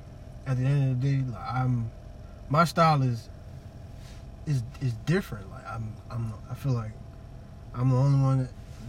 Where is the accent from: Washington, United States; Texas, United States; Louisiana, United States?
Louisiana, United States; New Orleans; I grew up in Iberville Project.